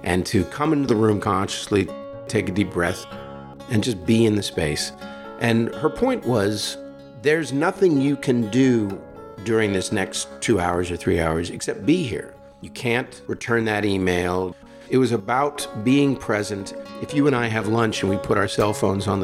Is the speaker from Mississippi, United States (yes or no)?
no; San Francisco, California, United States; I grew up in San Francisco. I grew up in the city